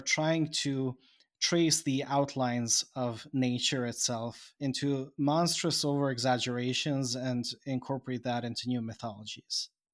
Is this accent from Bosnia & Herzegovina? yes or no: yes; Bosnia & Herzegovina; I am now from Bosnia